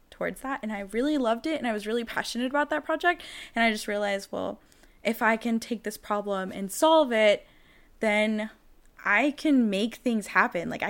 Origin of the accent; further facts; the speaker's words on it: Jacksonville, North Carolina, United States; I come from Jacksonville, North Carolina.